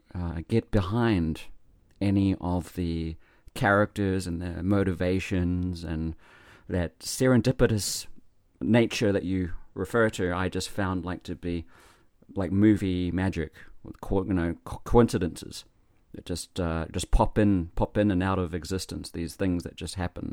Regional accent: New Zealand; moved away as an adult; now in Japan; I am in Japan from New Zealand

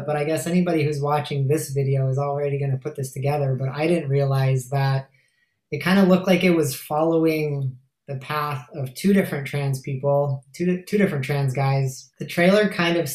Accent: United States; moved away as an adult; now in Canada; I'm American, but I have been in Canada for 15 years

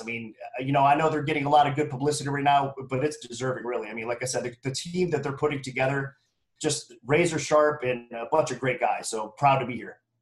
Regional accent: Ohio, United States; moved away as an adult; now in Las Vegas, United States; I was born and raised in Ohio, so I always got to show some love for you know my home state or whatnot. Now I'm relocated, obviously, to Las Vegas

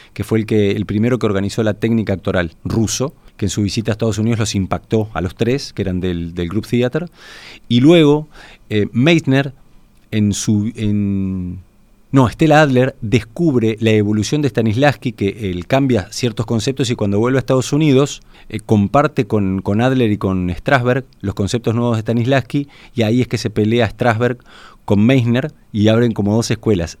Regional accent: Uruguay; yo vengo de Uruguay

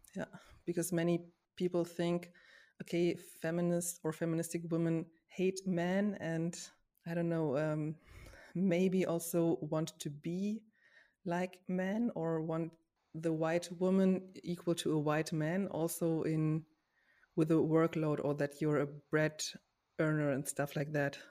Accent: Germany; I grew up in Germany with, as a white woman

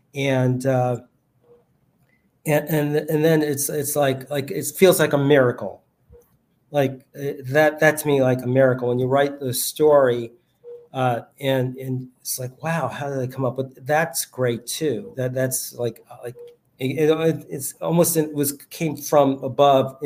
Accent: New York City, New York, United States; I grew up in New York City, grew up in the Bronx

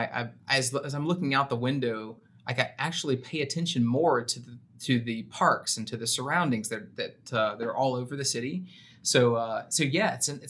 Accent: Memphis, Tennessee, United States; moved away as an adult; also born or lived in San Antonio, Texas; now in Austin, United States; I'm originally from Memphis, Tennessee. I've been a Texan now for over a decade

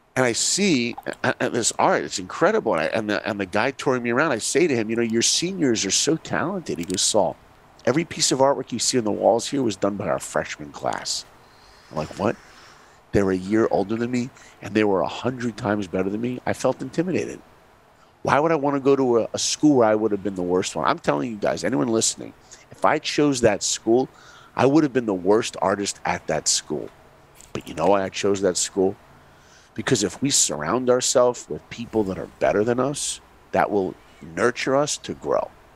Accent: New York, United States; I grew up in New York

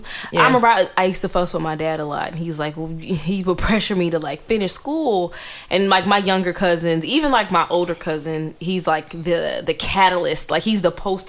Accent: United States; first language English; also born or lived in Atlanta; I've just been in the box of being an American. English is my first

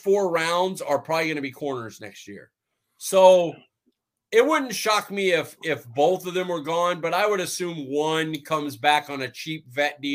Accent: Fresno, California, United States; Fresno State, my hometown

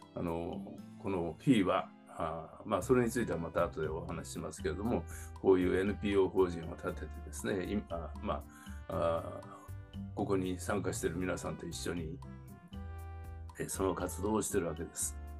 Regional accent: Tokyo, Japan; also born or lived in New York, United States / São Paulo, Brazil; 生まれは東京都の目黒区ですね、まあ、区立の小学校行って、区立の中学行って、えー、それから地元の高校に行って

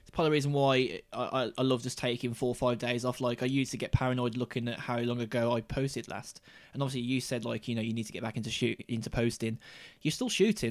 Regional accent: Black Country, West Midlands, United Kingdom; the seat that I'm born and bred in and I would like to stay

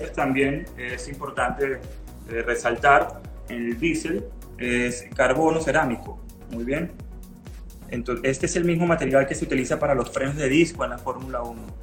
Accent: Venezuela; moved away as an adult; also born or lived in Mexico; now in Cancún, Mexico; yo soy venezolano, tengo ocho años en, en México

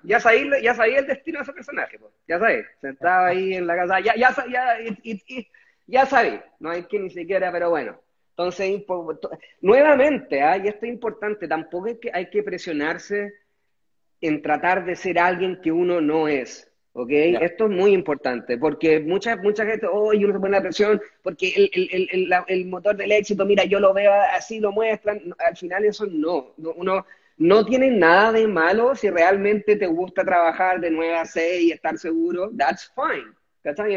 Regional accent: Chile; moved away as an adult; also born or lived in Dongguan, China

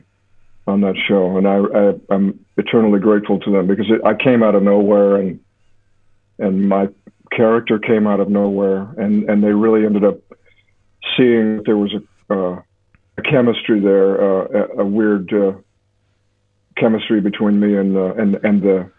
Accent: Alaska, United States; moved away; I was raised in Alaska

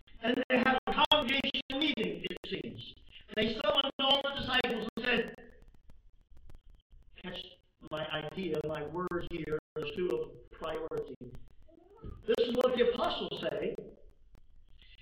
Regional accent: the South, United States; I was raised in the South when blacks worshiped with blacks and whites worshiped with whites

